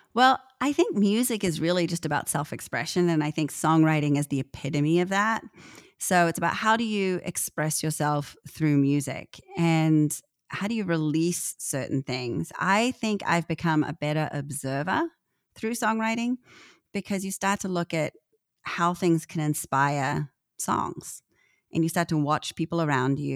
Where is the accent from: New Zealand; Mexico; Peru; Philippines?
New Zealand; I'm a Kiwi